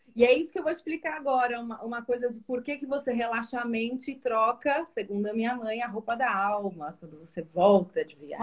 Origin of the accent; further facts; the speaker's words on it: Brazil; now in Portugal; Eu sou italiana e brasileira.